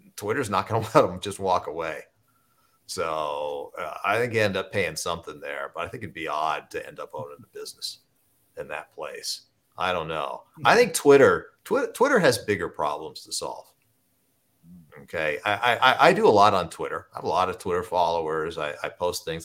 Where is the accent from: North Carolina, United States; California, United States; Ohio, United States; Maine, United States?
Ohio, United States; Southern; I grew up in Southern Ohio